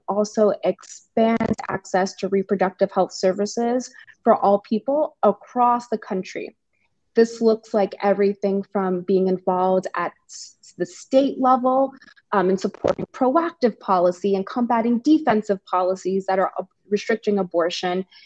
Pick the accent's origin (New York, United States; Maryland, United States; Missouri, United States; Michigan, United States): New York, United States; New York City; I'm from the Bronx, New York, a very proud New Yorker, very proud Bronx woman